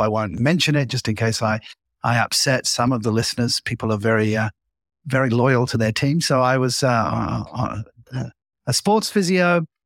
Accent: England, United Kingdom; growing up uh, as an Englishman

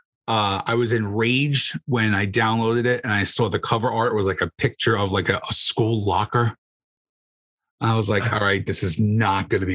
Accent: Union City, New Jersey, United States; So I grew up in Hudson County. So I grew up in Union City.

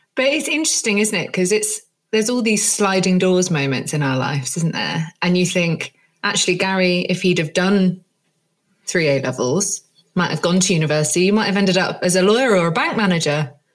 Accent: Jersey; moved away; I grew up in Jersey

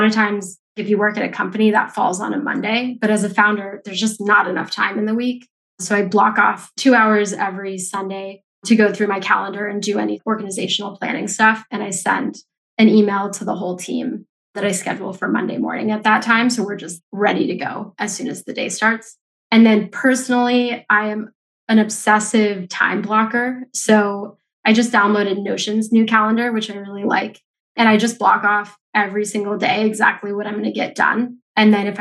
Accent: Denver, Colorado, United States; also born or lived in San Francisco / Mexico City; now in New York City, United States; I grew up in Denver

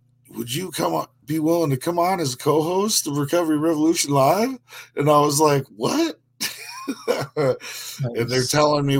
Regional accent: Minnesota, United States; I'm from Minnesota

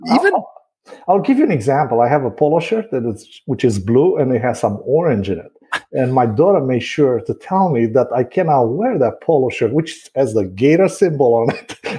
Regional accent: Bucharest, Romania; first language Romanian; English is a second language; moved away as an adult; now in Wesley Chapel, United States; I was born and raised in Bucharest, which is the capital.

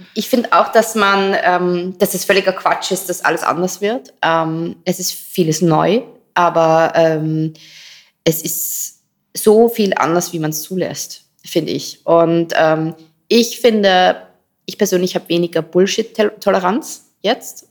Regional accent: Styria, Austria; moved away as an adult; now in Vienna, Austria; Ich bin gebürtige Steirerin, aber schon richtig, richtig lange in Wien. Ich glaube 16, 17 Jahre

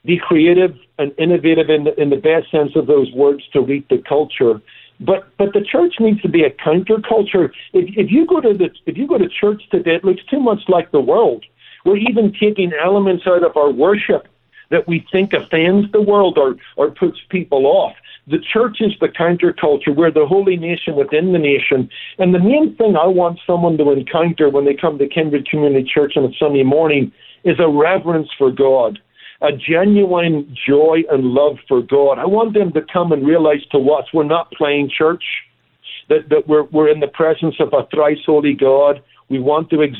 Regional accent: Northern Ireland, United Kingdom; moved away; Look, I come from Northern Ireland. It's also known as Ulster

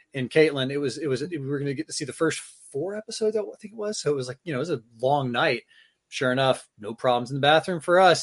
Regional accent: Tallahassee, Florida, United States; moved away as an adult; now in Maine, United States; I grew up in Tallahassee, Florida, going to the Florida State games

